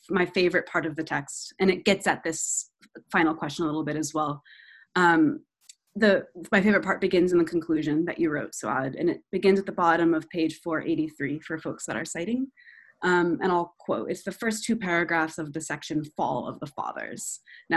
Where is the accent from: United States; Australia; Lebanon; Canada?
Lebanon; I grew up in the Arab Spring in Lebanon